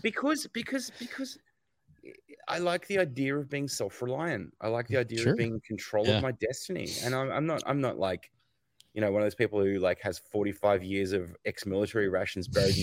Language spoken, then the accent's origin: English; Australia; also born or lived in United States; I live in Australia, but I was born in America, and I'm a little bit American in my sensibilities